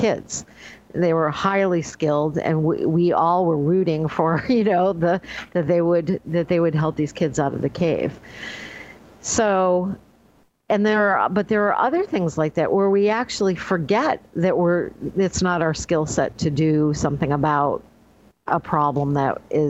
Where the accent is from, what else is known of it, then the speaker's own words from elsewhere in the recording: Northeast, United States; now in New York State, United States; I grew up in the Northeast